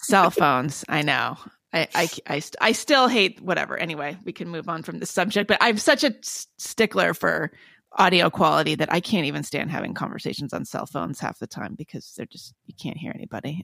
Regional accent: Palo Alto, California, United States; I was born in Palo Alto

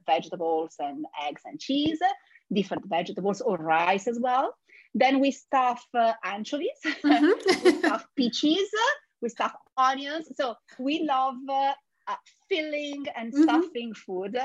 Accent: Genoa, Liguria, Italy; I am born and raised in Genova, where I also studied and started working

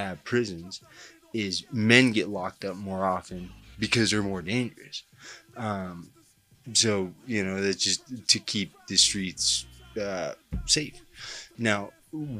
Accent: Denver, Colorado, United States; I'm a writer from Denver, Colorado, who's done a little prison time

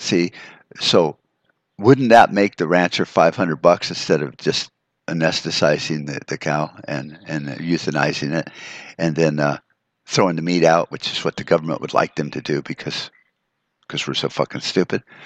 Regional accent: United States

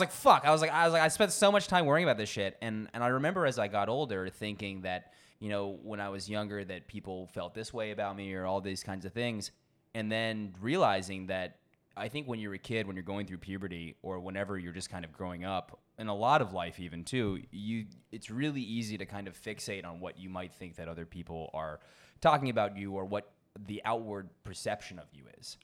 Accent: Washington, District of Columbia, United States; moved away as an adult; also born or lived in Cambridge, Massachusetts / Rennes, France; now in Bangkok, Thailand; I spent the first few years there before my parents actually ended up moving down to D C. So most of my childhood

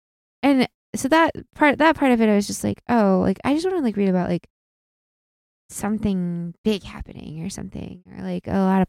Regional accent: Midwest, United States; We are from the Midwest. There's not a lot of sailing clubs.

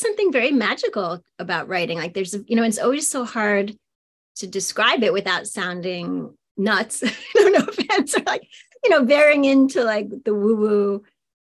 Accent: New York City, New York, United States; also born or lived in Austin, Texas; now in Philadelphia area, United States; I grew up in Queens in New York City

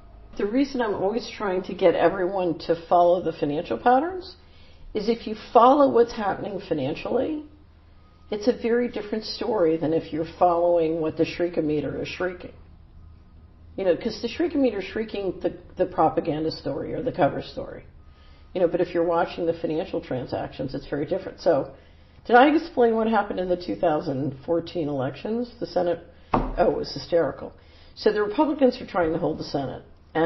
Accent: Philadelphia, Pennsylvania, United States; moved away; I grew up in West Philadelphia

